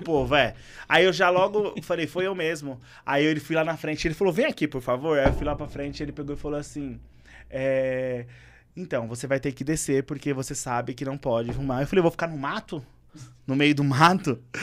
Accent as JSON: {"language": "Portuguese", "region": "São Paulo", "country": "Brazil", "tie": "born or raised there", "said": "eu gosto da minha comunidade, eu nascido e criado ali"}